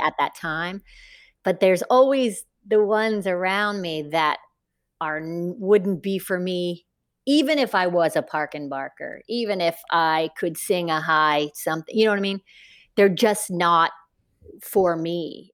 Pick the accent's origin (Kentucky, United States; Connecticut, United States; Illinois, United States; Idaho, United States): Kentucky, United States; Northern; moved away; I grew up in Northern Kentucky, a small town in Kentucky